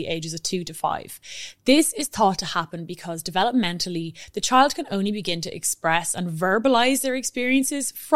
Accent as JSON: {"language": "English", "country": "Ireland", "said": "being Irish"}